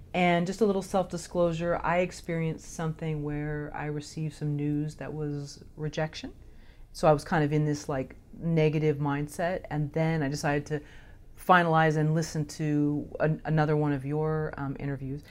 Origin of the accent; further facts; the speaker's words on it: Palo Alto, California, United States; I grew up in Palo Alto